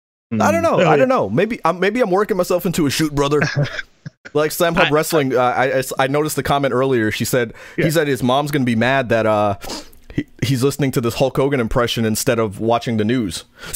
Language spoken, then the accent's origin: English; New York, United States; I'm from New York. I'll never betray that, but we do we do live in New York.